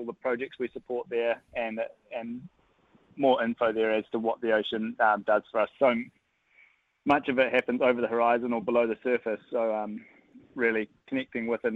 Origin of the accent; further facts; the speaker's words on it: New Zealand; as a Kiwi